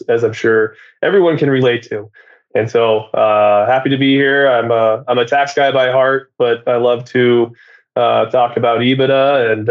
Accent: Seattle, Washington, United States; also born or lived in New York; I'm from Seattle, Washington

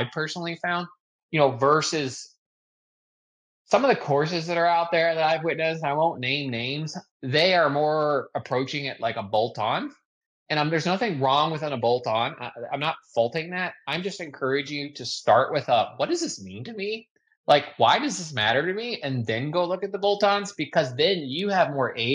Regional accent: United States; I'm American

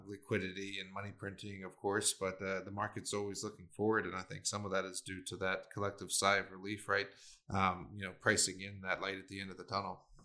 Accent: Maryland, United States; moved away; my hometown and back in Maryland, you know, I just wanted to see in the small little two one nine two one zip code where I grew up

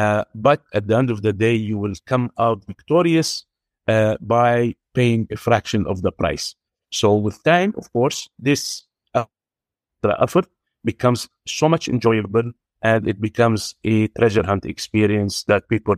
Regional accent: Beirut, Beirut Governorate, Lebanon; now in Dubai, United Arab Emirates; We started in 1996 in Beirut. Me and my partner, we are both Lebanese. We were raised in Beirut.

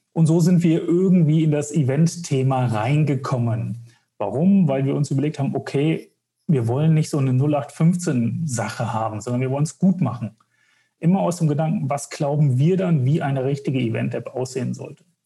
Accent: Wetzlar, Hesse, Germany; ich komme aus Wetzlar

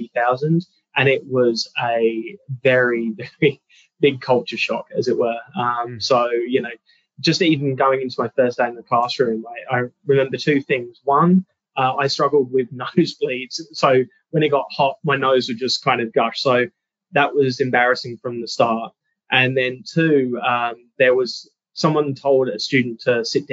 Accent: London, United Kingdom; also born or lived in California, United States; now in Australia; I was born and raised in London in the 80s.

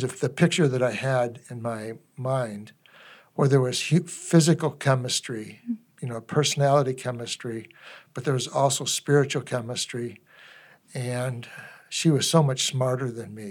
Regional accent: Chicago, Illinois, United States; moved away; also born or lived in Papua New Guinea; I'm from Chicago

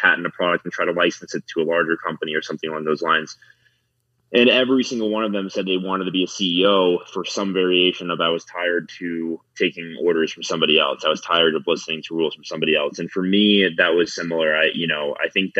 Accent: South Florida, United States; now in Denver, United States; I live in Denver, Colorado. I'm from South Florida originally.

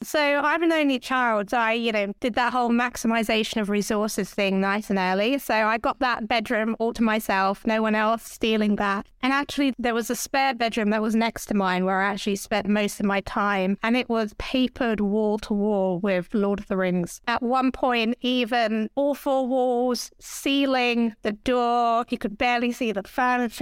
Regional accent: Hertfordshire, East of England, United Kingdom; moved away as an adult; also born or lived in Enfield; now in London, United Kingdom; I grew up just north of London in a place called Hertfordshire

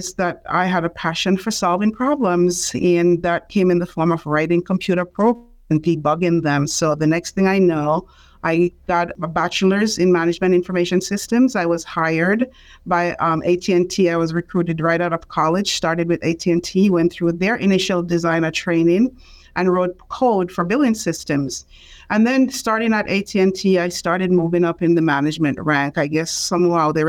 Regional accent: Jamaica; moved away as an adult; now in United States; I am from Jamaica

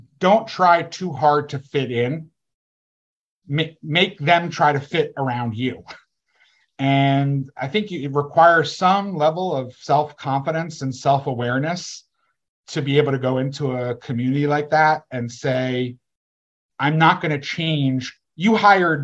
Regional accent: East Coast, United States; moved away as an adult; also born or lived in Washington, D.C. / Los Angeles; I was from the East Coast.

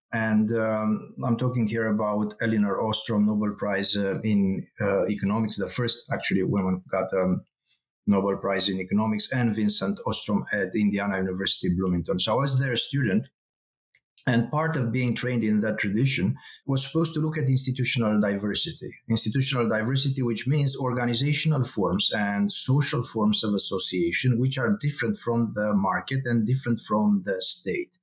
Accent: Romania; accent: Romanian; moved away; I am originally from Eastern Europe. This is a Romanian accent. So I grew up during the communist uh, regime.

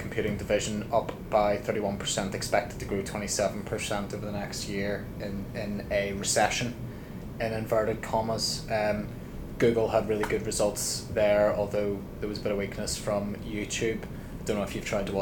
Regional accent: Ireland; being Irish

